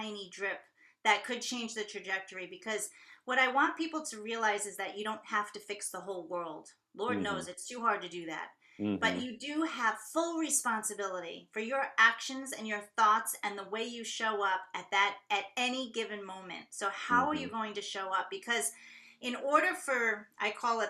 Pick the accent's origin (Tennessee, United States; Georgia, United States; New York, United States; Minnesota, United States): New York, United States; moved away; I'm originally from New York